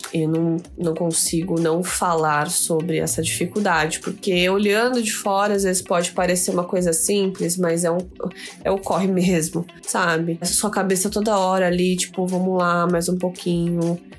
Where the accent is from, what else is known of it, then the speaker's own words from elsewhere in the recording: Osasco, São Paulo, Brazil; Eu mesma sou de Osasco